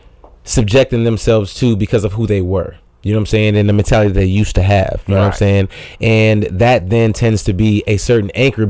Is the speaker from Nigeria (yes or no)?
yes; Nigeria; as me being a Nigerian, would understand my way of thinking a little bit more